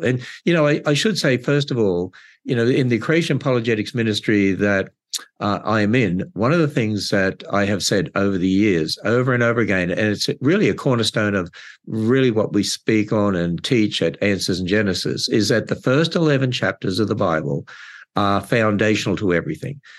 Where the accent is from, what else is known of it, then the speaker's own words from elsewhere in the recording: Australia; moved away as an adult; also born or lived in California; now in Northern Kentucky, United States; I'm originally from Australia